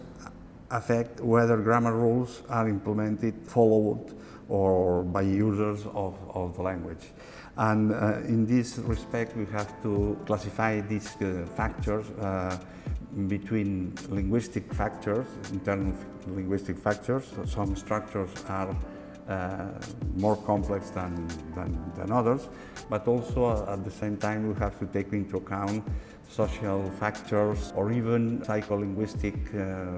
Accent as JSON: {"language": "English", "town": "Barcelona", "region": "Catalonia", "country": "Spain", "said": "I'm from Barcelona"}